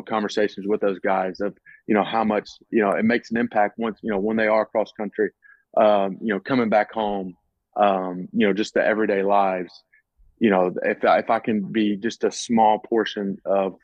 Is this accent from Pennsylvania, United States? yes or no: no; Mississippi, United States; growing up in Mississippi